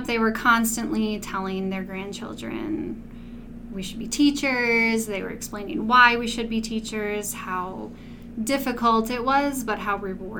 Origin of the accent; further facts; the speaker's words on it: Mankato, Minnesota, United States; I was born and raised right here in Mankato.